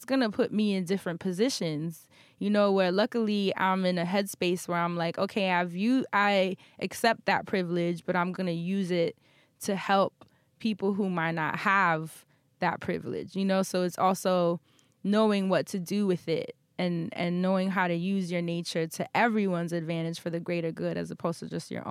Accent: New York City, New York, United States; growing up in Harlem in the projects

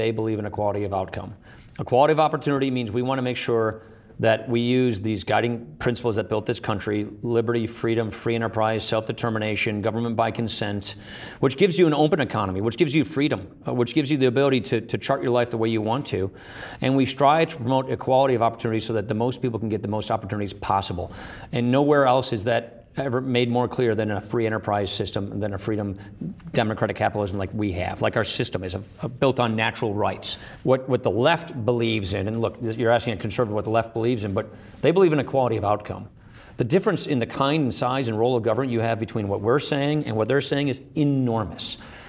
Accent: Wisconsin, United States; I come from Wisconsin, which is the birthplace of the Progressive Party.

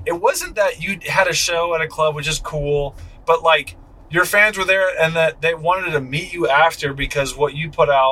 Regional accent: Redondo Beach, California, United States; I'm from Redondo Beach. We do beach volleyball.

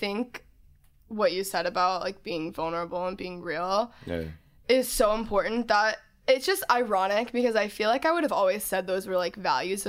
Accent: the South, United States; growing up in the South, again, this is not bad towards any of these people

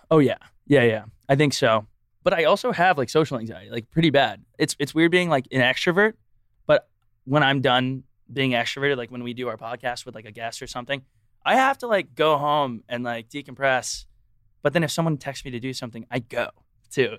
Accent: Texas, United States; moved away; I'm also from Texas

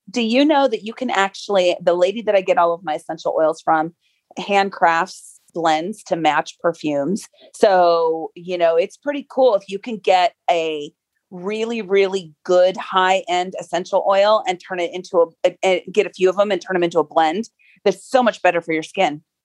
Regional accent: Seattle, Washington, United States; I grew up in the Pacific Northwest. So I was in Seattle in the grunge circles

